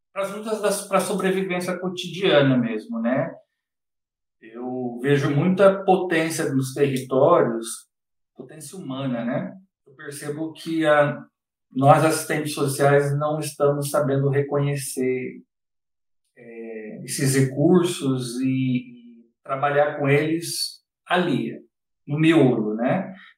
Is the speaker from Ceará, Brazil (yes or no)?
no; Campinas, São Paulo, Brazil; na extrema periferia de Campinas, que é o lugar onde eu cresci